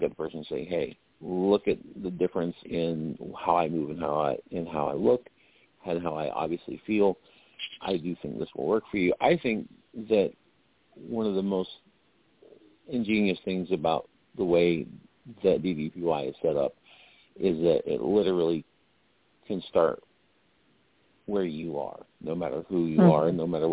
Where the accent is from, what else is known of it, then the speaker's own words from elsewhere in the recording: Lumberton, North Carolina, United States; moved away; I grew up in Lumberton, North Carolina